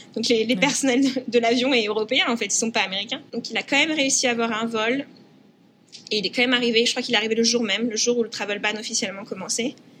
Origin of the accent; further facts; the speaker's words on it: France; now in United States; en tant que Français